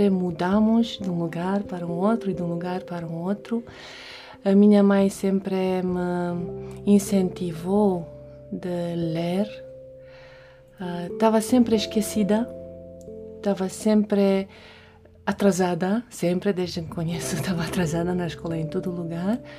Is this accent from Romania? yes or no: yes; Romania; Portuguese is a second language; now in Portugal; Então, sim, nasci na Romênia, uh, estudei lá, foi uma das melhores alunas de matemática física